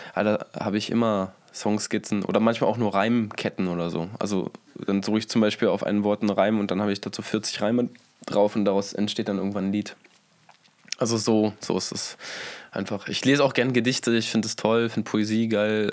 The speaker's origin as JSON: {"language": "German", "region": "Berlin", "country": "Germany", "tie": "born or raised there", "first_language": "German", "said": "ich bin Berliner sogar"}